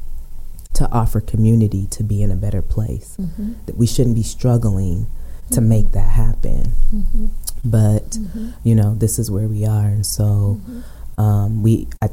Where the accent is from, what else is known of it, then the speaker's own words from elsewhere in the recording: Aurora, Colorado, United States; I'm born and raised in Aurora